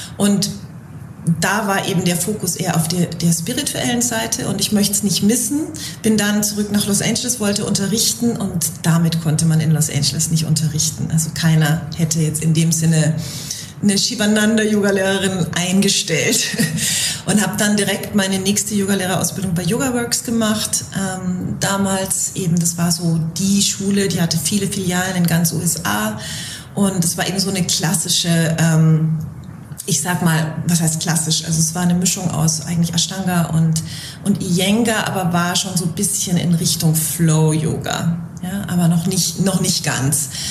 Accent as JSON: {"language": "German", "region": "Bavaria", "country": "Germany", "moved": "yes", "said": "ich komme ursprünglich aus Bayern"}